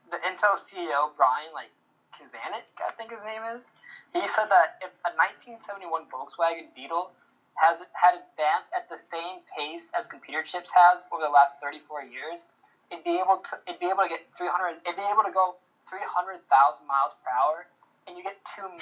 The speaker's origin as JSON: {"language": "English", "town": "Oakland", "region": "California", "country": "United States", "said": "I had hella fun in Seattle, but I'm really from Oakland, though. Like, really, really, really from Oakland, though."}